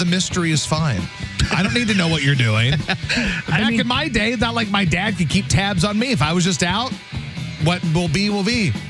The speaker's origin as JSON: {"language": "English", "town": "Poplar Bluff", "region": "Missouri", "country": "United States", "tie": "born or raised there", "also_born_or_lived": "Louisiana / Texas", "moved": "yes", "lives_now": "St. Louis, United States", "said": "I was born in Southeast Missouri, Poplar Bluff, PB Mo. Okay. And then, of course, I lived in Louisiana for a long time and Texas."}